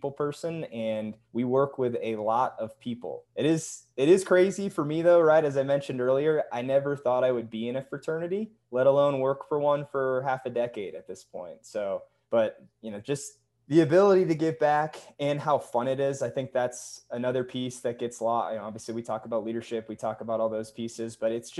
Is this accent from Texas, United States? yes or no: no; New Hampshire, United States; now in Salt Lake City, United States; It's what I grew up on back in New Hampshire